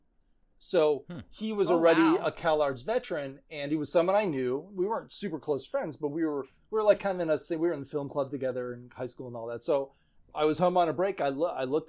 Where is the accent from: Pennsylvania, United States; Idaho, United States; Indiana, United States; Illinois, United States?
Illinois, United States; Addison; moved away as an adult; I was born and raised in the suburbs of Chicago